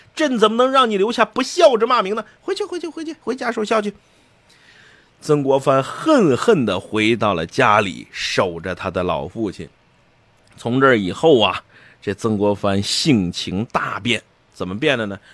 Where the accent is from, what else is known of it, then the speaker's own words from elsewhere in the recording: China; 我也是中国人